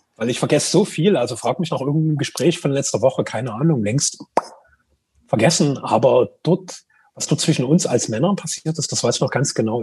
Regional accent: Greater Dresden area, Saxony, Germany; Wir kommen ja beide aus dem Großraum Dresden

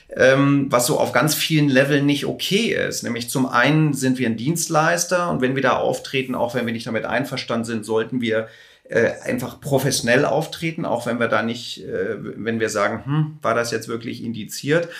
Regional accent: Hamburg, Germany; also born or lived in Los Angeles; ich komme aus Hamburg

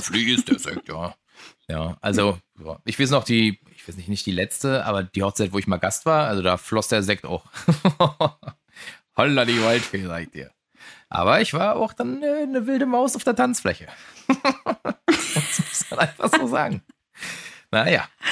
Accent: Germany; als Deutscher

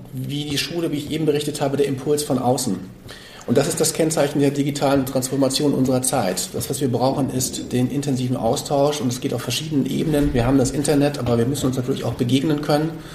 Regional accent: Hamburg, Germany; ich bin ja aus Hamburg

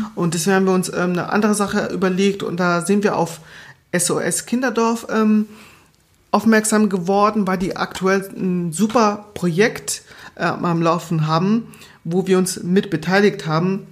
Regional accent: Southern Germany, Germany; also born or lived in Angola; ich komme ja aus Süddeutschland

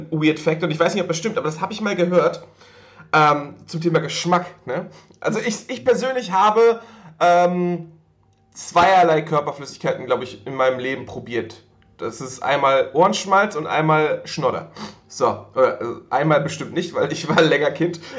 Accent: Northern Germany, Germany; Bei uns im Norden gab es immer so, ja, bei uns im Norden gab immer so ähm, Waldmeisterbonbons.

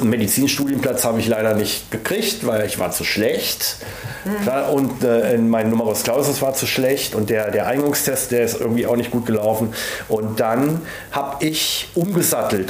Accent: Villingen, Baden-Württemberg, Germany; ich bin ja wirklich da geboren und aufgewachsen. Genau genommen in Villingen im Schwarzwald

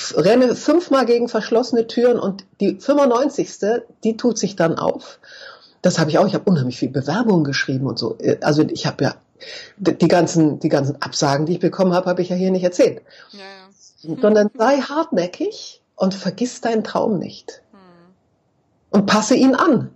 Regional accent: Braunschweig, Lower Saxony, Germany; also born or lived in Munich; ich bin geboren in München, bin mit meinen Eltern äh, im zarten Alter von neun Jahren nach München, äh, nach Braunschweig umgezogen

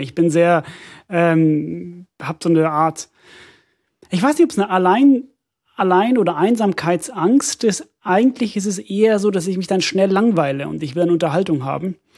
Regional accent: Finland; moved away; ich komme ja aus Finnland und, und äh, meine Familie bezeichnet mich auch als Ausländer, weil ich so viel rede

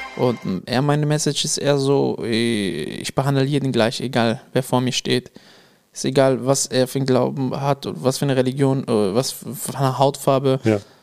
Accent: Münsterland, North Rhine-Westphalia, Germany; Bei uns im Münsterland

